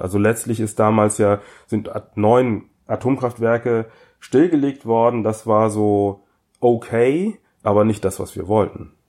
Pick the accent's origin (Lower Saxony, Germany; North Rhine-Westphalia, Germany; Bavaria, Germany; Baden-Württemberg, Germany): North Rhine-Westphalia, Germany; bin ich in der Schule groß geworden im Rheinland